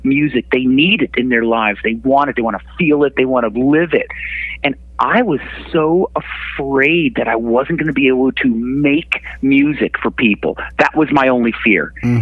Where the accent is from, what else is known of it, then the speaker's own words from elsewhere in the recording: Connecticut, United States; here in my hometown in Connecticut